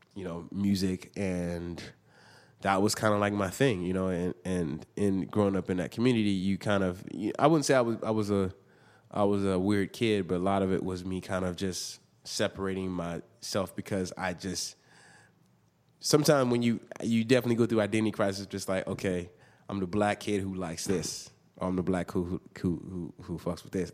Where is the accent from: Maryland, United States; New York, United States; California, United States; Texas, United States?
California, United States; Inglewood; also born or lived in Hawthorne, California; I grew up in Inglewood, and then my parents kinda moved around a little bit, but we all, we kinda moved every every few years, um, but mostly was in between Inglewood and Hartthorne